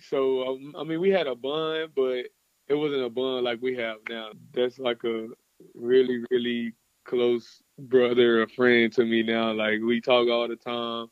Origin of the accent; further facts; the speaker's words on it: Dallas, Texas, United States; moved away as an adult; now in Gainesville, United States; in my hometown